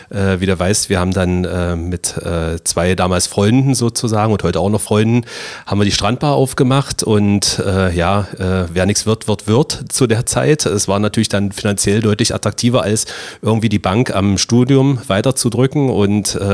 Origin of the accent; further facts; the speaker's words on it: Magdeburg, Saxony-Anhalt, Germany; Wer das kennt in Magdeburg, das ist hier Lüneburger Straße hinterm Haus des Handwerks. Jesus. Also ich habe als Kind immer die Kartoffeln im Haus des Handwerks gemupst.